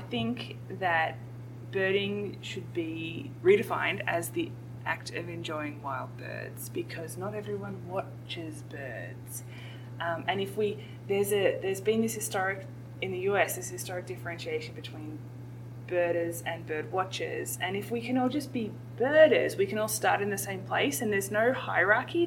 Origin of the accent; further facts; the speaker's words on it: Australia; moved away as an adult; now in United States; an Australian, bird watchers, we were bird watchers. My parents were bird watchers, and um, birder was all nice and good, but it was a very American word, and that's okay. We're just Australians. But um, I have been living in the US for a couple of years